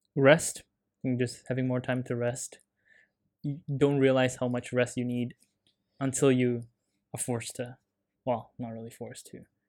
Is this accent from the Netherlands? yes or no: no; Canada; me being Canadian